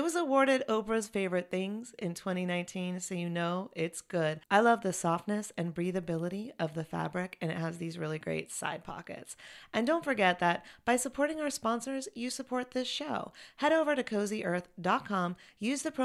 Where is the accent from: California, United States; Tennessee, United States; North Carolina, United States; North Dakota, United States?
North Carolina, United States; Chapel Hill; moved away as an adult; also born or lived in Los Angeles; Elle and I are from Chapel Hill, so our childhood home is Chapel Hill